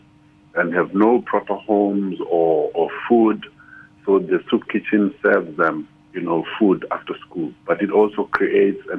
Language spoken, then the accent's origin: English; Eastern Cape, South Africa; I come from the Eastern Cape, where people don't even know the word architect.